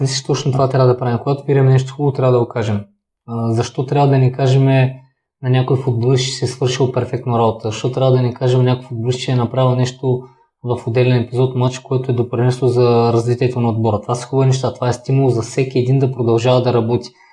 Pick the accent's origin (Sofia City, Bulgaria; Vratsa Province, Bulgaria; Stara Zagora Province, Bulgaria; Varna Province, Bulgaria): Stara Zagora Province, Bulgaria; Kazanlak; нямаше футболна възрастова група за мен в Казанлък